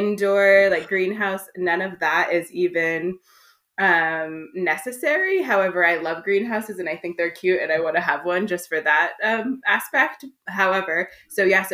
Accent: suburbs of Los Angeles, Southern California, United States; I grew up in Southern California in the suburbs of Los Angeles

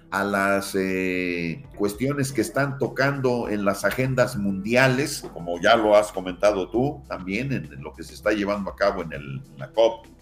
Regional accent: Tulancingo, Hidalgo, Mexico; en el bachillerato en la Prepa 2 de Tulancingo, de donde soy originario

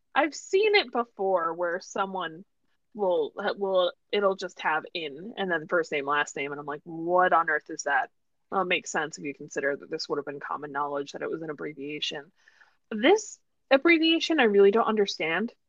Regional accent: New York, United States; I told people I was American, they'd be like, "Oh, but where?" And I was like, "Oh, New York."

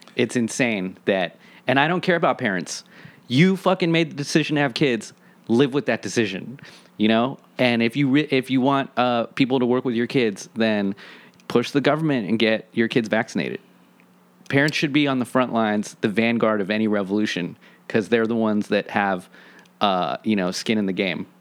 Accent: Washington, District of Columbia, United States; I grew up in Washington, D C, and I feel so privileged and happy that I grew up in a part of the city where I could walk around

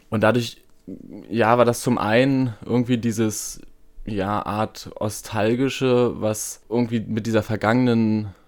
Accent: East Germany, Germany; Und ich komme ja aus dem aus Ostdeutschland, irgendwie auch noch so ein bisschen mit Verbindung ähm, zur DDR, die ja fünf Jahre vor meiner Geburt ähm, ja, aufgelöst wurde.

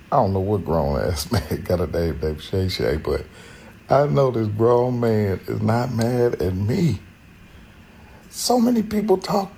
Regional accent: Indiana, United States; my hometown

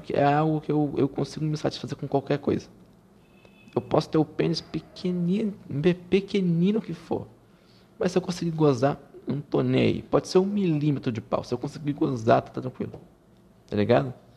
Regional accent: Rio de Janeiro, Brazil; eu sou carioca

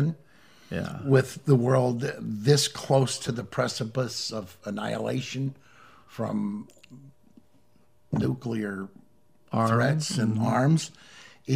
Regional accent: Missouri, United States; my home state of Missouri

